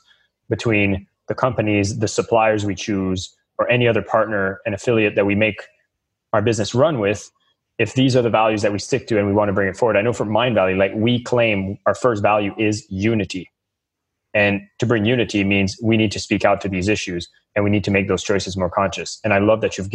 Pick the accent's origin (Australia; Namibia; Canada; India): Canada; I'm from Canada